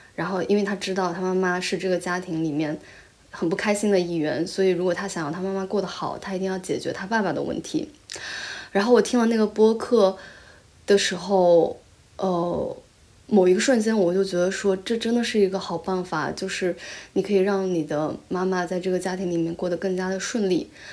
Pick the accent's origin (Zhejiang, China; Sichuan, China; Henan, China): Zhejiang, China; Taizhou; first language Chinese; moved away as an adult; also born or lived in Shanghai; now in New Zealand; 因为我在台浙江台州长大嘛